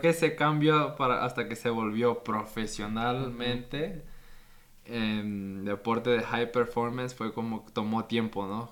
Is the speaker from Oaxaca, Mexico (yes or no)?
yes; Puerto Escondido, Oaxaca, Mexico; Y yo nací ahí en Puerto Escondido